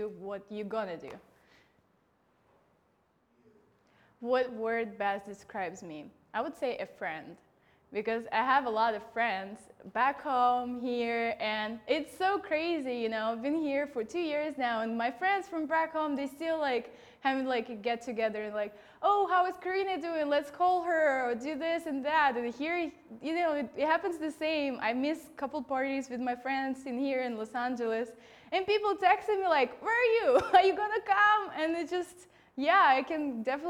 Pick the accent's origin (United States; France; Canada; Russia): Russia; moved away; I'm Russian.